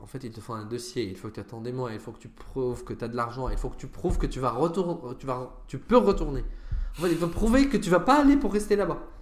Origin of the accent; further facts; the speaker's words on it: Syria; also born or lived in Lebanon / Sweden; now in France; mon passeport syrien